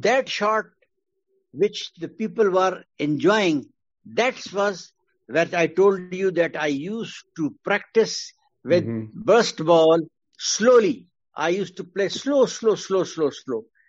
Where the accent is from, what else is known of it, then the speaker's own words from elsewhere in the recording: Quetta, Balochistan, Pakistan; I was born in Quetta, mm hmm Balochistan, uh, because my father was working there in Staff College, Quetta